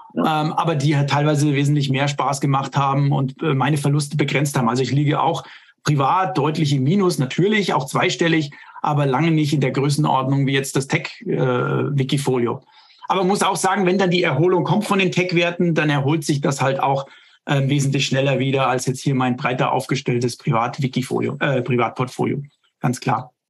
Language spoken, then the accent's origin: German; Germany; hier bei uns in Deutschland